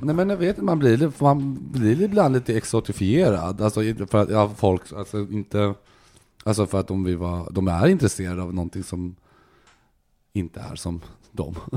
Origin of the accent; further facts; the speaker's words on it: Gothenburg, Västra Götaland, Sweden; also born or lived in Helsingborg; Jag kommer från Göteborg